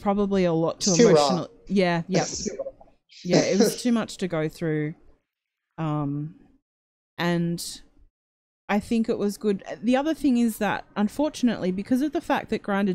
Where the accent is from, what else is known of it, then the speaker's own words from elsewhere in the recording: Australia; accent: Australian; my annoying Australian accent